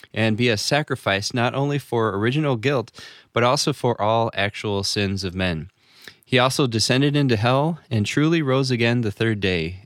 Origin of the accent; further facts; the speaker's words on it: Newark, Illinois, United States; I'm from Newark, Illinois